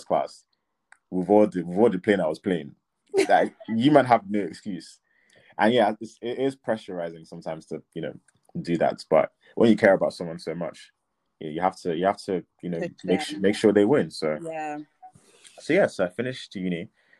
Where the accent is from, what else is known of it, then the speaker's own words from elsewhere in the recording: Nigeria; coming from a Nigerian background, so I'm Nigerian